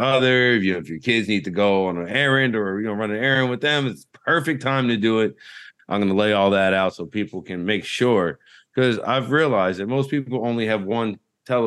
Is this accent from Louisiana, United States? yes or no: yes; Louisiana, United States; when I was growing up in Louisiana